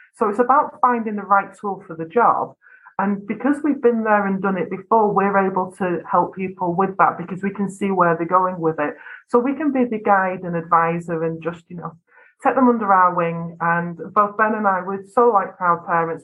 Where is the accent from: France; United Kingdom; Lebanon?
United Kingdom; North West England; accent: flat vowels; I come from Northwest England I have very flat vowels in my accent.